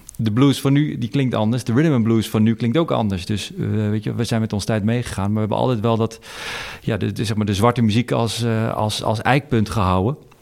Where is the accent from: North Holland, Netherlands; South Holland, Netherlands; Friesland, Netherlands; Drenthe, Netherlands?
North Holland, Netherlands; Amsterdam; ik kom uit Amsterdam